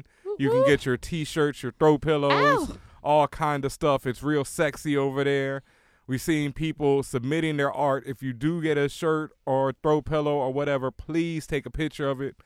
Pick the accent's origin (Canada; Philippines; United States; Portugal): United States; Houston, Texas; my hometown